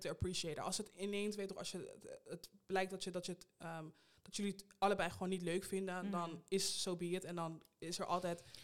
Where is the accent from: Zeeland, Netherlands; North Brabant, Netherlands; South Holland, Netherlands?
South Holland, Netherlands; Rotterdam; moved away as an adult; now in Amsterdam, Netherlands; ben in Amsterdam geboren en in Rotterdam opgegroeid